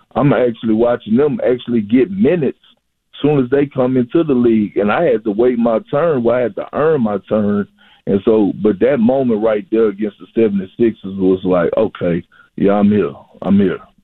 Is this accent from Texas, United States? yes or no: yes; Texas, United States; moved away as an adult; now in Boston, United States; when I came from Texas to Boston, they would think that, oh, you was coming from the South